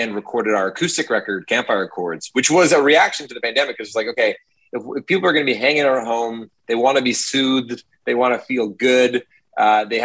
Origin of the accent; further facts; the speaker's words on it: Toronto, Ontario, Canada; also born or lived in Hamilton; I grew up in Toronto and then I went to Hamilton for university